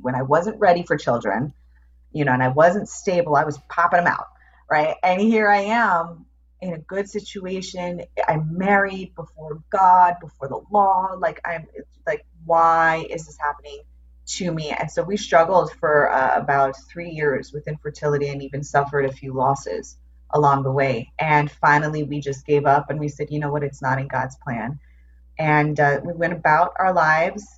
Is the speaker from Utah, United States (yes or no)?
no; New York, United States; moved away as an adult; also born or lived in Phoenix; I grew up in New York